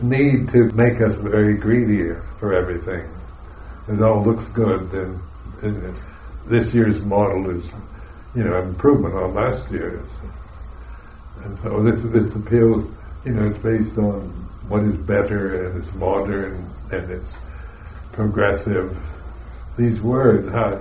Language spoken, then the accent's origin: English; United States; I'm an American